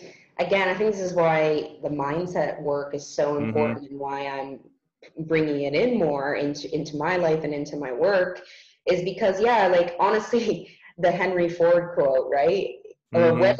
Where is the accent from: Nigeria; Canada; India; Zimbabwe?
Canada; born there; I'm lucky that I was born in Canada and mm-hmm. have the passport that I do and come mm-hmm. from a wealthy country.